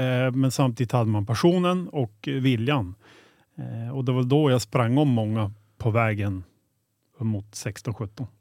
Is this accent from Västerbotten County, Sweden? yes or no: yes; Boliden, Västerbotten County, Sweden; also born or lived in Skellefteå; född och uppvuxen i Boliden. Det är ungefär 2,8 mil från Skellefteå